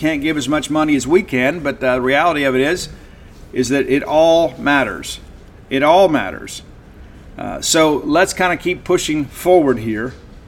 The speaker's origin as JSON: {"language": "English", "region": "South Mississippi", "country": "United States", "said": "Yeah, I'm from South Mississippi."}